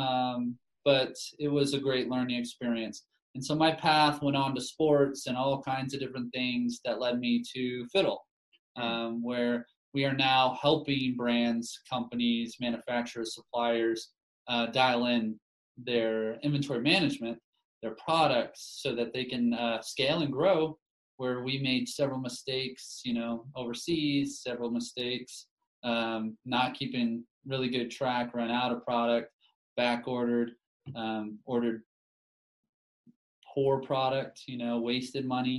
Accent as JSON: {"language": "English", "town": "Dallas", "region": "Texas", "country": "United States", "moved": "yes", "lives_now": "Utah, United States", "said": "where I'm from Dallas in Texas, sports are religion"}